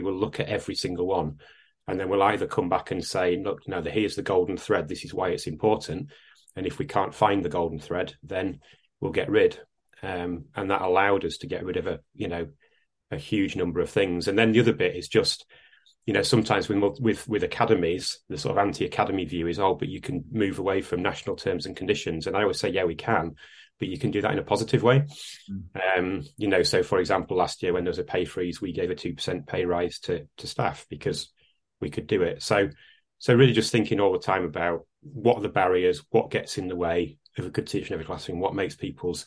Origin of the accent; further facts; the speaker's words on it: Salford, North West England, United Kingdom; moved away; I am actually a Lancastrian. I was born in Salford.